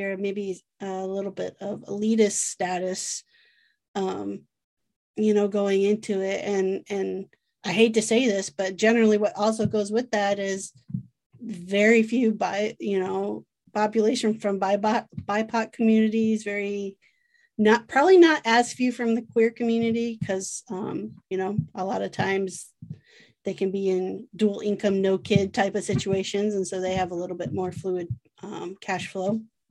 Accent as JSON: {"language": "English", "region": "Iowa", "country": "United States", "said": "I am from Iowa, so Field of Dreams mentality"}